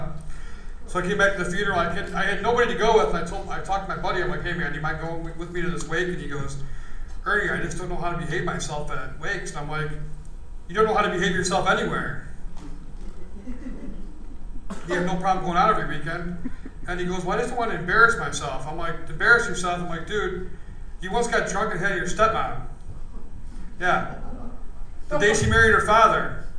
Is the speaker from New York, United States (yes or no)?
yes; Buffalo, New York, United States; now in Phoenix, United States; I'm from Buffalo, New York